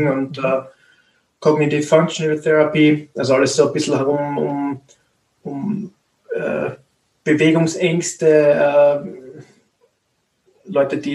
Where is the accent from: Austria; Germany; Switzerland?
Austria; Graz, Styria; Ich bin ein Grazer Physiotherapeut in, in einer Gemeinschaftspraxis